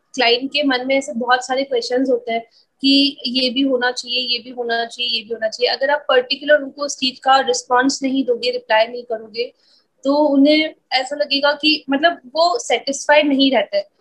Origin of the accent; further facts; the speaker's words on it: Ajmer, Rajasthan, India; मैं अजमेर से हूँ छोटा सा ही सिटी है